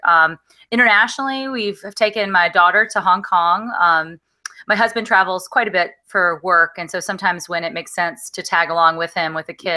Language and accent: English; Alabama, United States; I grew up in Alabama